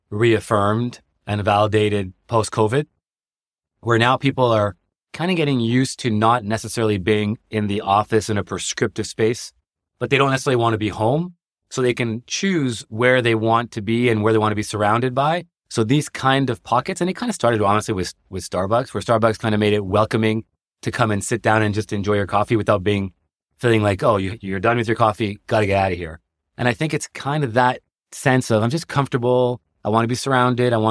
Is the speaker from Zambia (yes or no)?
no; Canada; now in New York, United States; I came from Canada, so I was like, I don't want to live in Manhattan